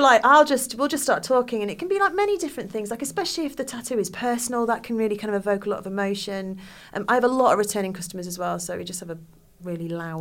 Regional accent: United Kingdom; We are very British people are like, oh no, I won't make a fuss.

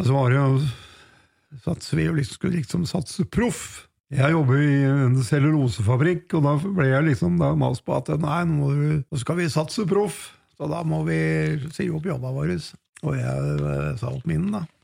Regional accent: Hunndalen, Innlandet, Norway; Vazelina-museet oppe i Hunndalen, der jeg kommer fra

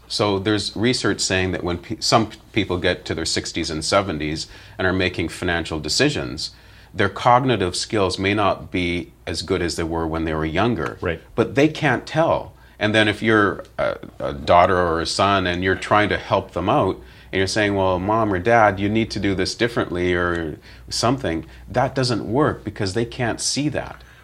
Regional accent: London, Ontario, Canada; I grew up in London, Ontario

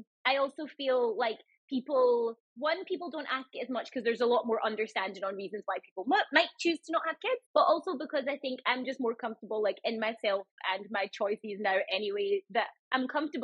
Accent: Scotland, United Kingdom; moved away as an adult; also born or lived in London; I'm originally from Scotland. I'm from quite a small town in Scotland.

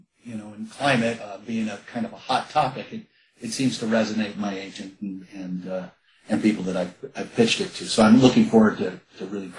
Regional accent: San Fernando Valley, California, United States; I grew up in the San Fernando Valley

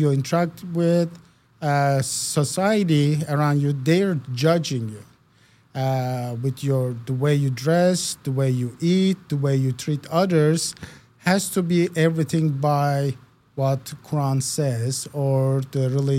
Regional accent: Istanbul, Turkey; English is a second language; now in United States; Born and raised in Istanbul, Turkey.

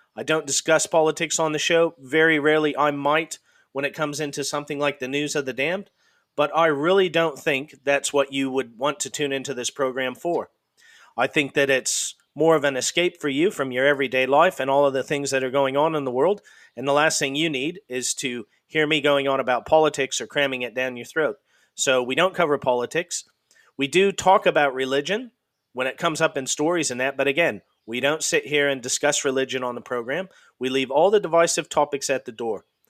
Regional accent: Idaho, United States; also born or lived in Washington / Montana; I'm originally from the Pacific Northwest in the US. I'm originally from Idaho State, and I lived there and in and around in Washington and Montana

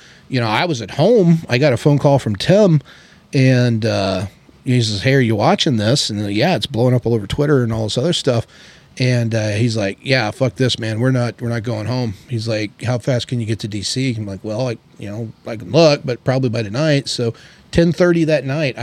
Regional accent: Ozark Mountains, Southwest Missouri, United States; moved away as an adult; I grew up in the Ozark Mountains, in Southwest Missouri.

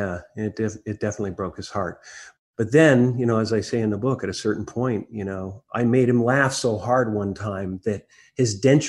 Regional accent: Newmarket, Ontario, Canada; born there; I was born in Newmarket, Ontario, which is about, 25 miles north of Toronto.

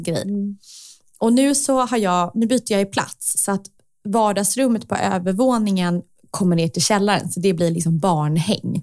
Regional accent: Stockholm, Stockholm County, Sweden; jag växte upp i Vasastan för att jag var 12

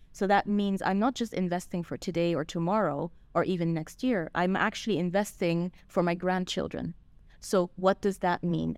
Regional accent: Switzerland; moved away; I grew up in Switzerland

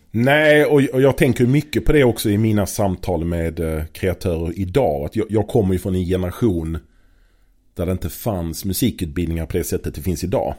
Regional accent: Malmö, Skåne, Sweden; i Malmö på den tiden, där jag är född och uppvuxen

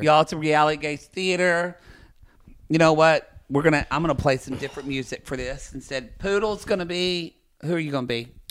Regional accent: Oklahoma, United States; born or raised there; now in Los Angeles, United States

